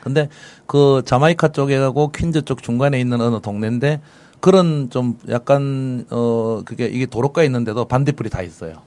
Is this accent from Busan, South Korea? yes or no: yes; Busan, South Korea; moved away; also born or lived in New York; 고향 부산입니다